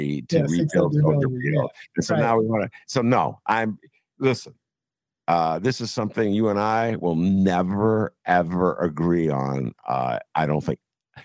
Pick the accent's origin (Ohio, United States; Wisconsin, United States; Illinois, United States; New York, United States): Illinois, United States; Evanston; So I love Evanston. Well, that's my hometown.